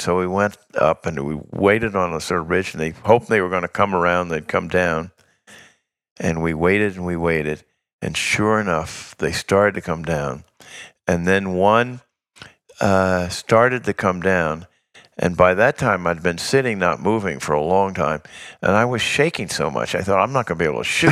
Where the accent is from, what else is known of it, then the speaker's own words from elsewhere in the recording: New York, United States; As a New Yorker